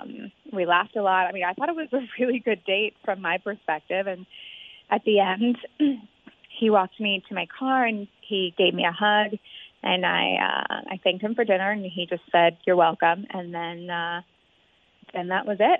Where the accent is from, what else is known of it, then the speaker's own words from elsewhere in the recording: Cincinnati, Ohio, United States; We're both from the West Side. We both love the Bengals and the Reds, and we both graduated with degrees in marketing from UC.